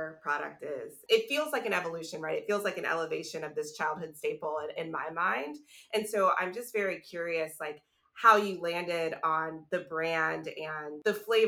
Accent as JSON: {"language": "English", "region": "the South", "country": "United States", "said": "I'm a Black woman, I'm from the South"}